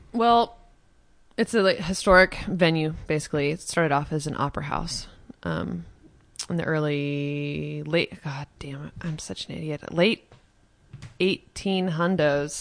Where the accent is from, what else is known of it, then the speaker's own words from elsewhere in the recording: Baldwin City, Kansas, United States; I was raised on, like, a just hippie farm outside of Lawrence.